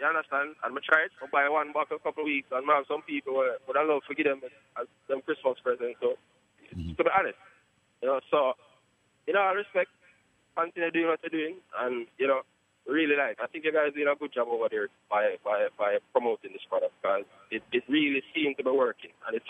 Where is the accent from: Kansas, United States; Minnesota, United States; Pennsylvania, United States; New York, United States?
New York, United States; Poughkeepsie; You Charlie is from upstate New York.